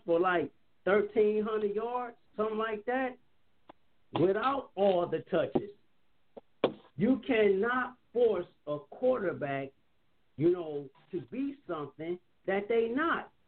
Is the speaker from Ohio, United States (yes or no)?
yes; Cleveland, Ohio, United States; I'm from Cleveland.